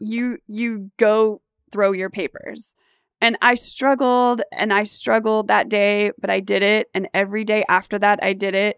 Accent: Garden Grove, California, United States; I was born and raised in Garden Grove

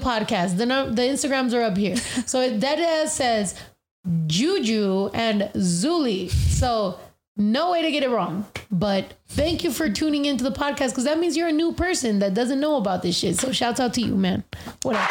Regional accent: United States; I'm very proud of being American

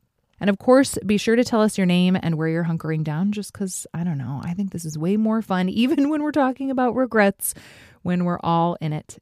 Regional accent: Fairbanks, Alaska, United States; from my hometown of Fairbanks, Alaska

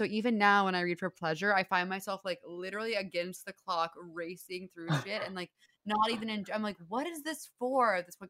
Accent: Texas, United States; I'm from Texas.

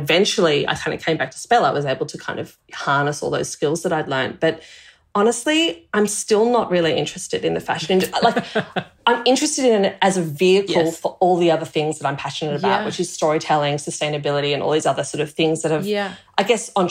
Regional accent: Melbourne, Victoria, Australia; in the early years where we grew up, we were in kind of like a farm belt area of Melbourne

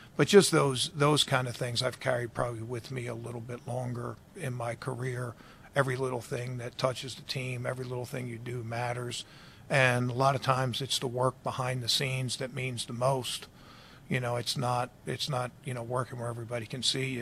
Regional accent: Baltimore, Maryland, United States; moved away; I grew up in Baltimore

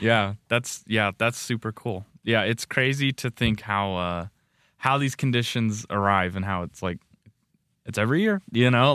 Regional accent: Nevada, United States; now in Rexburg, United States; Growing up in Nevada, like, it gets, gets warm

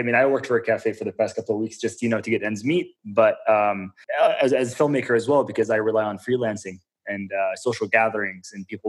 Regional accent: Jordan; also born or lived in Syria; born in Syria, raised in Jordan.

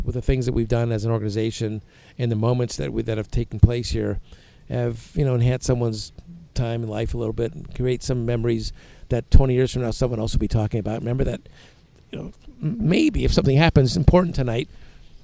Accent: San Francisco, California, United States; I grew up near Candlestick Park

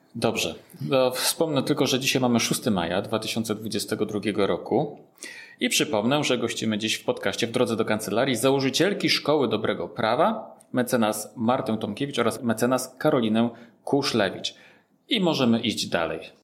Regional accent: Warsaw, Masovian Voivodeship, Poland; jestem też z Warszawy

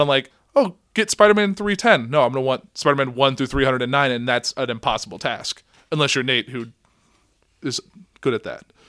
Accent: Central Illinois, United States; we're from Central Illinois.

